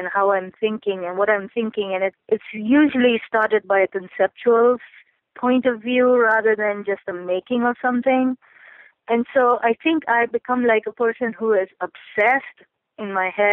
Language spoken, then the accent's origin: English; Pakistan; moved away as an adult; now in United States; I grew up in Pakistan